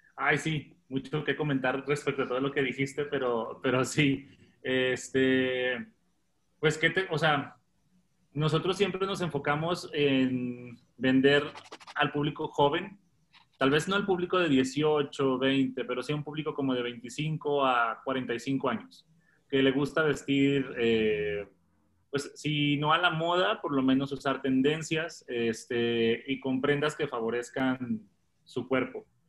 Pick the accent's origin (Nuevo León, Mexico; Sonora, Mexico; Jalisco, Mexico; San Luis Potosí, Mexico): Jalisco, Mexico; Autlán de Navarro; moved away as an adult; also born or lived in Playa del Carmen / Bogotá; now in Guadalajara, Mexico; Yo soy originario de un pueblo cerca de Guadalajara que se llama Autlán de Navarro